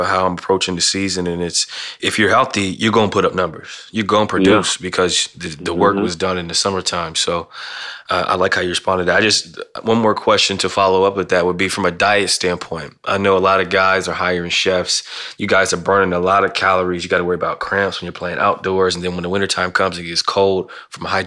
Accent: Ohio, United States; I grew up in Ohio

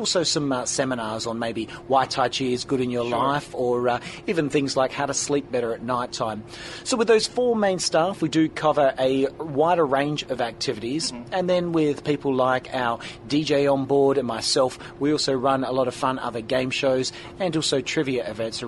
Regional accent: Perth, Western Australia, Australia; I'm from Perth in Western Australia, born and bred down under.

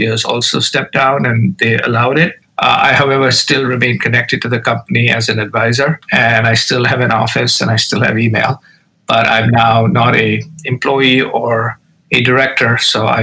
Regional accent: Mumbai, Maharashtra, India; moved away as an adult; I grew up in India, in the city of Bombay, now known as Mumbai.

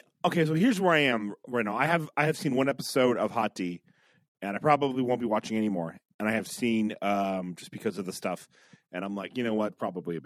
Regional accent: United Kingdom; And I'm British, so you know that I am emotionally distant.

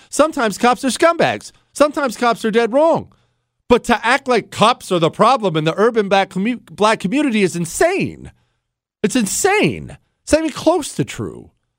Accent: Ohio, United States; also born or lived in Montana; As you know, I'm from Ohio and Montana. So I lived most of my life in the country, but I've lived in plenty of big cities and been in plenty of big cities.

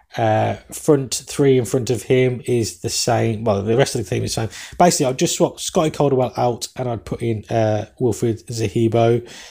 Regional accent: England, United Kingdom; accent: English; my English accent

